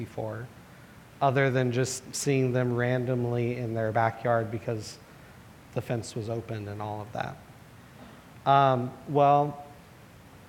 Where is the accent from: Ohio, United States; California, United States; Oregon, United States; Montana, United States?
Oregon, United States; Portland; Growing up in Southeast Portland